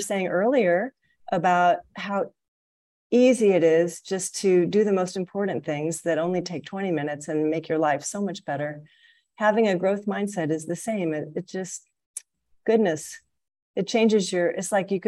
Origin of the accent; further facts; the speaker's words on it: Missouri, United States; moved away as an adult; now in Malaysia; I am a member of the Midwestern region, because I'm from Missouri.